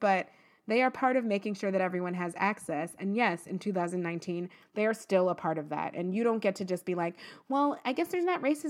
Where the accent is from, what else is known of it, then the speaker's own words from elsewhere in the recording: Texas, United States; Like, this is what, I'm from Texas, and this is what went on.